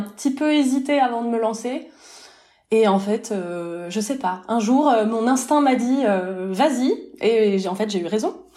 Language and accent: French; France; moved away as an adult; now in Lausanne, Switzerland; je suis française, mon mari aussi, mais on a quitté la France pour la Suisse